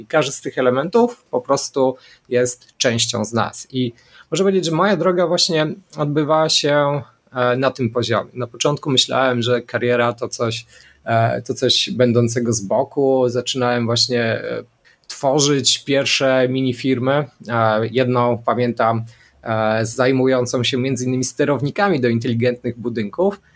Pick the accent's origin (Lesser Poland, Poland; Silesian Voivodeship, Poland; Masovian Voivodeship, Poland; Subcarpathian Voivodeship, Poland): Lesser Poland, Poland; Szczawnica; ja pochodzę ze Szczawnicy, południa